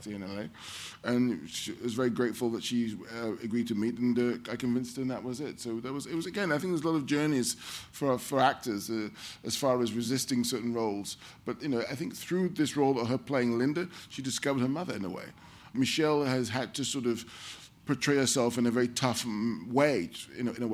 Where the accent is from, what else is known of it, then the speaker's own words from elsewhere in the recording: London, United Kingdom; as a black child growing up in London